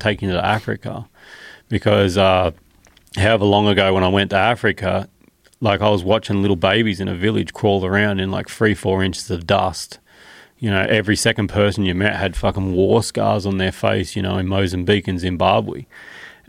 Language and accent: English; Australia; my home, Australia